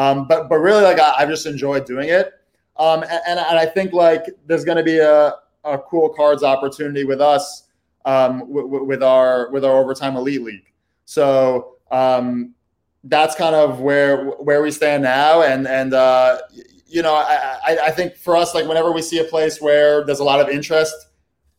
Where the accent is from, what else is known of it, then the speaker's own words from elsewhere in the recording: New York City, New York, United States; also born or lived in Brooklyn; I live in Brooklyn. I'm from the Upper West Side.